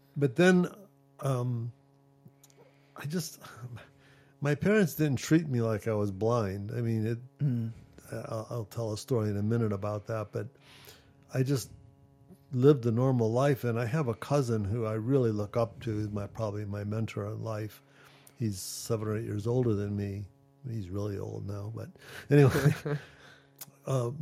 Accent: Ohio, United States; I was born in Ohio, and there was a school for the blind in Ohio

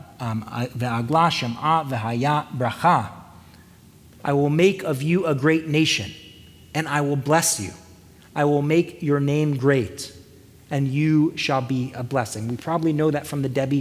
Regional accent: United States; American Jews

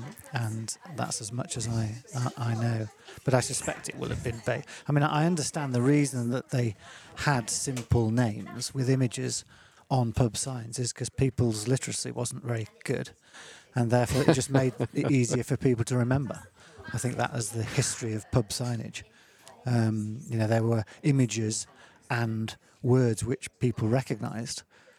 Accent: Holmesfield, East Midlands, United Kingdom; also born or lived in Sheffield; So I was born in Sheffield and raised just outside Sheffield in a little village called Holmesfield in Derbyshire, so just on the edge of the Peak District.

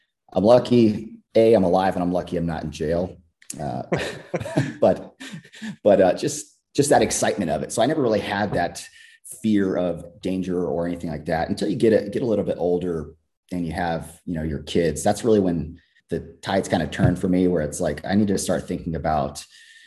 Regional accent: California, United States; Grew up, born and raised in California

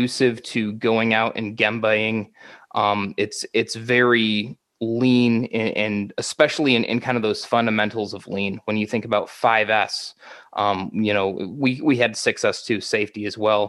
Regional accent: Michigan, United States; moved away as an adult; also born or lived in Virginia; back in my home state of Michigan

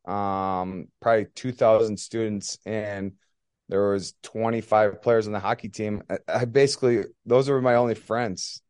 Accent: Elk River, Minnesota, United States; also born or lived in Plymouth, Minnesota; from Elk River, Minnesota. Um, kinda born and raised

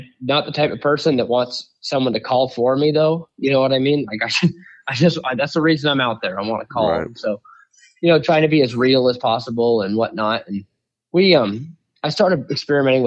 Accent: La Center, Washington, United States; I grew up out on the West Coast in La Center, Washington

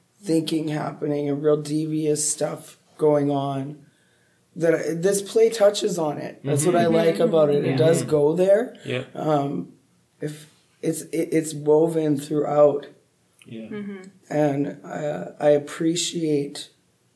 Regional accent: Canada; now in Treaty 6 territory, Canada; I'm in Treaty 6 and I'm from Treaty 4

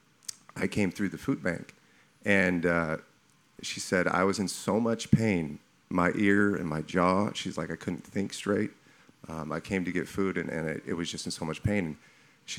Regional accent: California, United States; now in Texas, United States; I'm new to Texas, so this is year two. I'm from California

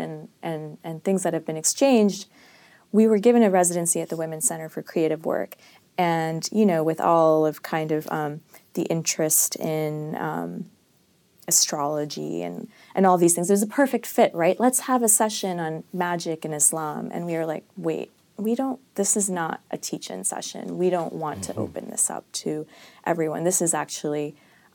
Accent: Hyderabad, Telangana, India; I'm from Hyderabad, which is in South India

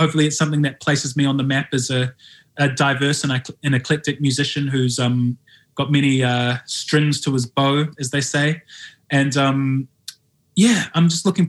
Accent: New Zealand; moved away as an adult; now in London, United Kingdom; I live in London and I'm from New Zealand

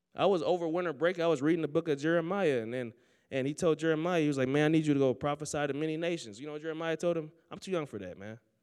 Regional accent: Oakland, California, United States; moved away as an adult; now in Sterling, United States; I grew up in Oakland, California, the church, man.

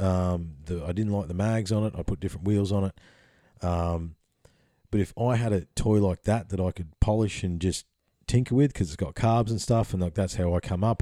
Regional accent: Bells Beach, Victoria, Australia; I grew up on Bell's Beach, um, in the summertime in Victoria

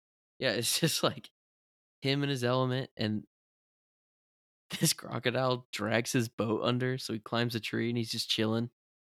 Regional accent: Florida, United States; because we grew up in Florida and we had the croc's cousin, the alligator.

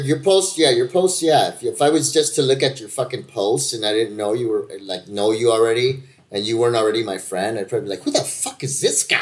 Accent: California, United States; I'm a Californian

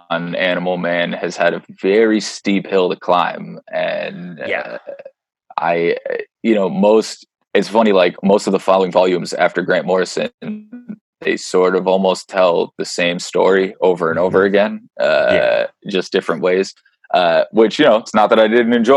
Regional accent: Ireland; I'm an Irishman

